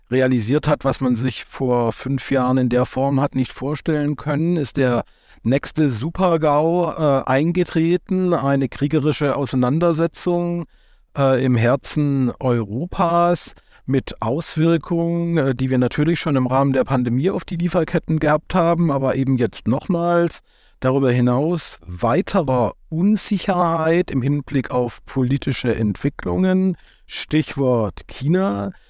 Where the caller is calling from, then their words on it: Hamburg, Germany; Äh, ich bin aus Hamburg zugeschaltet